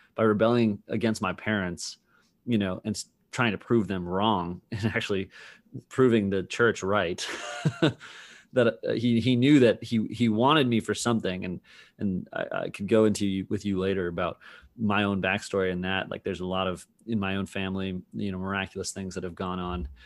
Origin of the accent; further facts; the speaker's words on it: Massachusetts, United States; growing up in Massachusetts